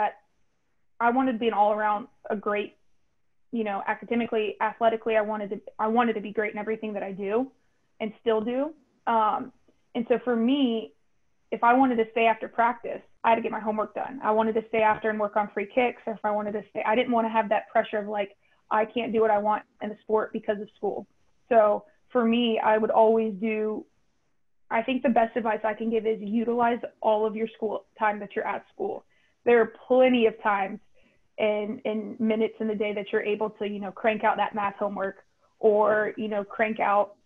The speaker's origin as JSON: {"language": "English", "town": "Raleigh", "region": "North Carolina", "country": "United States", "said": "I'm from Raleigh"}